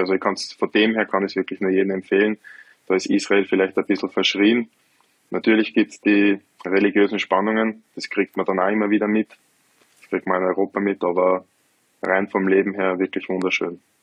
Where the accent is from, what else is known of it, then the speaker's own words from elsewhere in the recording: Lower Austria, Austria; mein erster Verein in Niederösterreich, wo ich herkomme